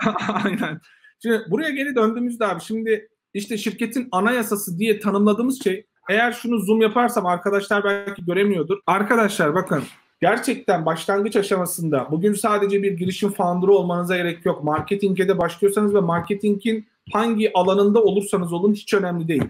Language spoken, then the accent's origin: Turkish; Turkey; biz Türkler olarak